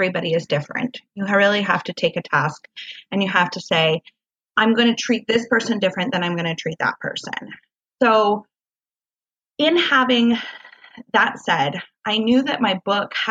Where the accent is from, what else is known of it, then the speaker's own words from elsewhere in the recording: Washington, United States; moved away as an adult; now in Southern California, United States; moving here to California, I'm from Washington State